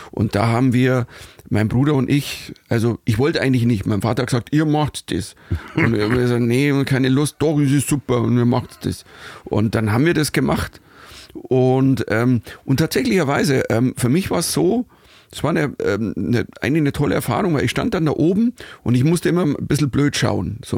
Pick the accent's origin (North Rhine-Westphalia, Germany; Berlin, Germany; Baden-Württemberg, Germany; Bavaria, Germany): Bavaria, Germany; Und das lag mir als Bayer immer sehr nahe.